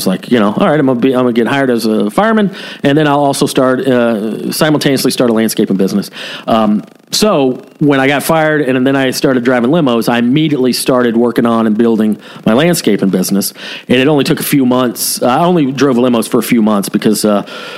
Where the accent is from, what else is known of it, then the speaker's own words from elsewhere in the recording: Cherokee County, Georgia, United States; also born or lived in Ball Ground, Georgia; I was currently living in Ball Ground, Georgia, which is the same county I grew up